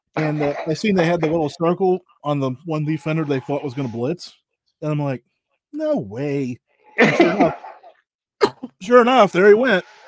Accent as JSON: {"language": "English", "region": "Pennsylvania", "country": "United States", "said": "I'm from Pennsylvania"}